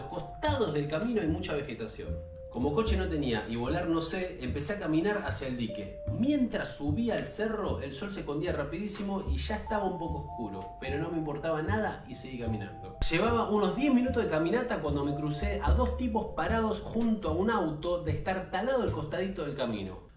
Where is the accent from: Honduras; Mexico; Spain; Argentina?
Argentina; Buenos Aires; hoy tengo 41 años, soy porteño y de estatura mediana y muy flaco.